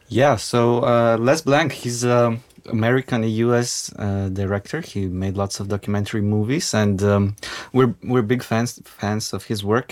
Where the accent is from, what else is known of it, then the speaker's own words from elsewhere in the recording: North Macedonia; now in Ljubljana, Slovenia; I grew up in Macedonia